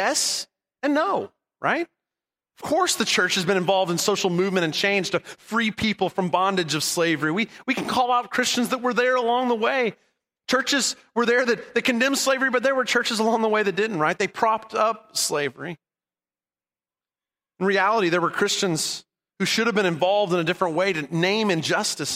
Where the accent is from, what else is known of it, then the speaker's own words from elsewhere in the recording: Southern California, United States; I grew up in Southern California after the Dust Bowl era